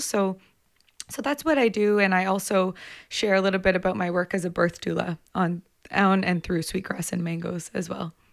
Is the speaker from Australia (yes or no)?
no; Komoka, Ontario, Canada; I grew up outside of London, Ontario, in a place called Camoka